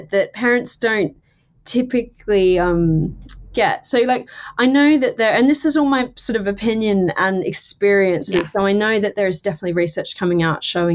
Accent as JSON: {"language": "English", "town": "Townsville", "region": "Queensland", "country": "Australia", "tie": "born or raised there", "said": "I was the first year in Townsville, in my hometown"}